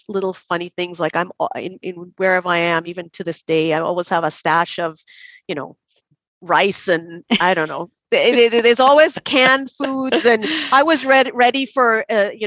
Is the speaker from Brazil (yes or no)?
no; Trinidad & Tobago; accent: Trinidad; moved away as an adult; now in Canada; I grew up there.